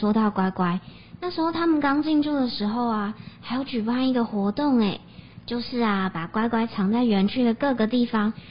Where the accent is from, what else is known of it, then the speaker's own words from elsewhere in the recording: Pingtung County, Taiwan; 他们的山形鸡蛋糕啊，是以我们家乡北大武山为雏形哦。